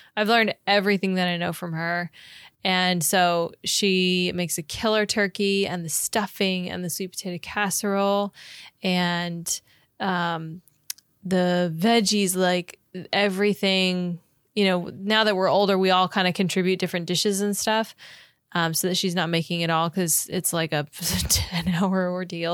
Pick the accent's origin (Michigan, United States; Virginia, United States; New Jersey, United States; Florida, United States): Florida, United States; Growing up in Florida